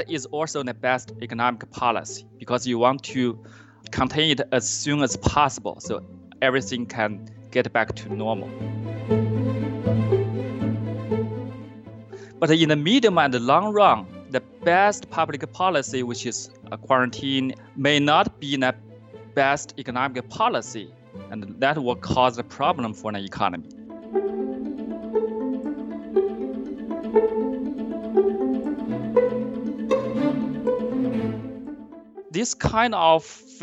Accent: Yingcheng, Hubei, China; now in Weston, United States; I grew up in Yincheng, China, which is a small city 45 miles from Wuhan, Hubei province.

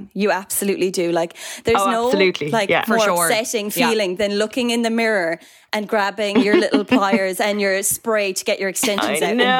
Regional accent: Cork, County Cork, Ireland; Like, from being from Cork, I sometimes feel ashamed that my accent is neutraling down or something. When people say to me, they're like, oh, I wouldn't have said Cork for you now. I'm like, no, it has to be Cork.

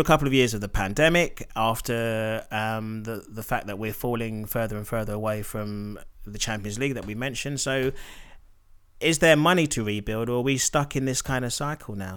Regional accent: Nigeria; as a Nigerian

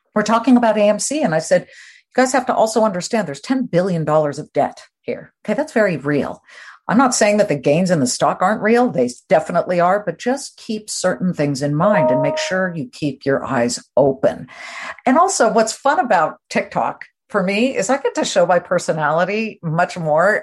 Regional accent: Beverly Hills, California, United States; moved away; I grew up in California

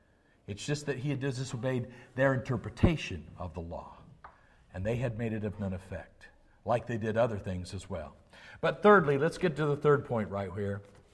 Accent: the South, United States; We were raised that way in the South. We were raised to have these attitudes.

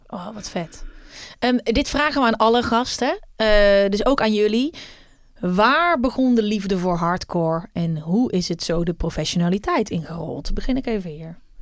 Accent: Uden, North Brabant, Netherlands; Ik kom uit Uden

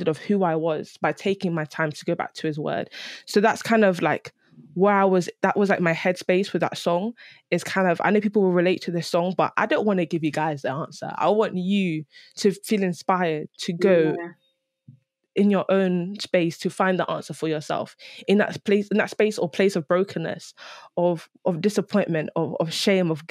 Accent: London, United Kingdom; growing up in London

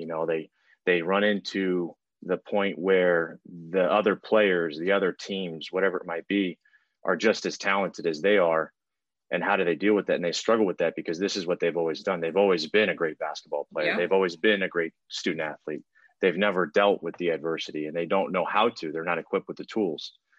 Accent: Houston, Texas, United States; also born or lived in Italy; being in Houston, you know, my entire life. I've played sports. I was born overseas in Italy.

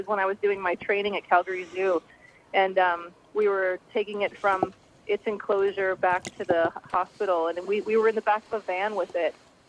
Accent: Midwest, United States; Yeah, I grew up in the Midwest.

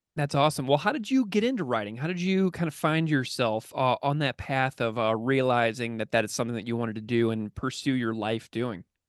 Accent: St. Louis, Missouri, United States; now in Buffalo, United States; I grew up in the suburbs of Saint Louis, Missouri

